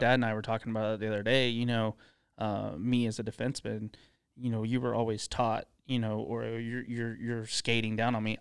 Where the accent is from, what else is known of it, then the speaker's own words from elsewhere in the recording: Tulsa, Oklahoma, United States; also born or lived in Dallas; we moved from Dallas, uh, to Tulsa. My dad got transferred for a job. We moved here when I was ten